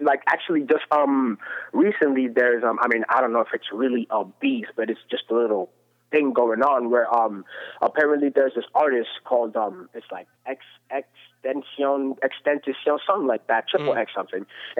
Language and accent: English; East Coast, United States; I'm from the East Coast